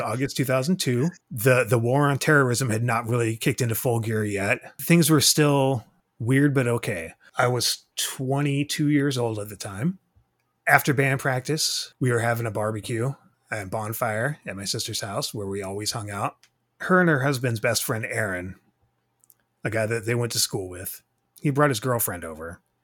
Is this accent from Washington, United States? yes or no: yes; Tacoma, Washington, United States; also born or lived in Iowa; born and raised Tacoma, Washington.